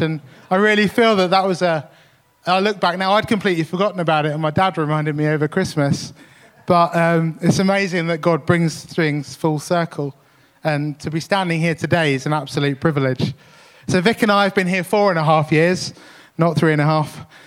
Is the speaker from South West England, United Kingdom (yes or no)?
no; Tunbridge, South East England, United Kingdom; the church I grew up in in Tunbridge